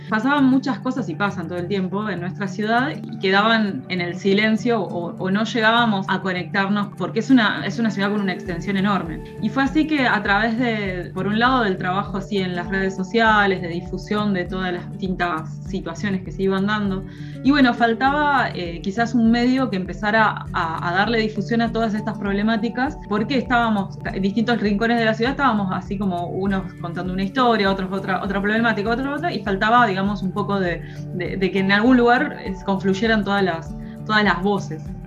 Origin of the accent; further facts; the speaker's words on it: Mar del Plata, Buenos Aires Province, Argentina; yo cuando era chica en Mar del Plata en la playa había caracoles